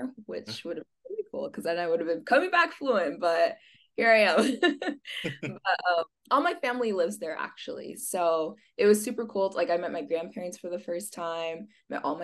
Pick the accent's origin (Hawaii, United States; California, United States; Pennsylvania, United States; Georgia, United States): California, United States; Escondido; moved away as an adult; also born or lived in San Diego, California; now in Arizona, United States; So I was born in San Diego City. And then when I was 8, I moved up to Escondido.